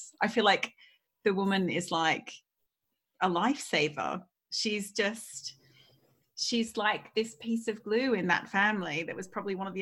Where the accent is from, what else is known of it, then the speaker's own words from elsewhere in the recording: Australia; I'm Australian